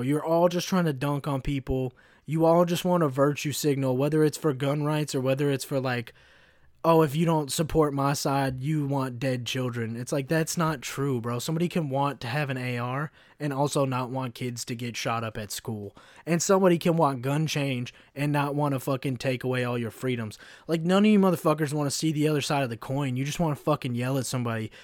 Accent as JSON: {"language": "English", "region": "Kentucky", "country": "United States", "tie": "born or raised there", "also_born_or_lived": "Chicago", "moved": "yes", "said": "growing up in Kentucky, I saw, like, the, the really shitty, like, like, the f-, like, K K K flyers in my fucking hometown."}